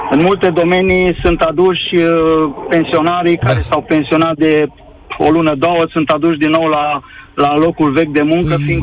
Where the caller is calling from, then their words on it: Cluj-Napoca, Cluj County, Romania; sunt din Cluj, mă bucur să te aud, îmi place emisiunea ta, ascult de mult timp.